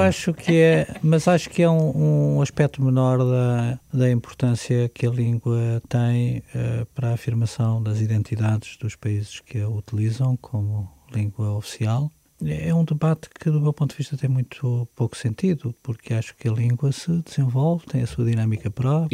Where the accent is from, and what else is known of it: Portugal; born or raised there